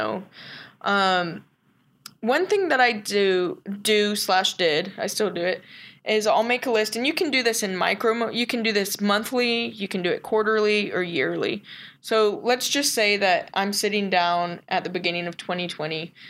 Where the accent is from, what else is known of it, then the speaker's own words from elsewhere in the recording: The Colony, Texas, United States; born and raised in Texas, grew up in the colony